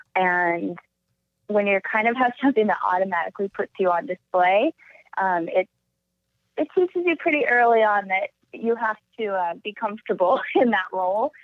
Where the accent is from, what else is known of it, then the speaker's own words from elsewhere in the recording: Alaska, United States; moved away; growing up in Alaska was incredible. I describe my childhood as kind of a Huckleberry Finn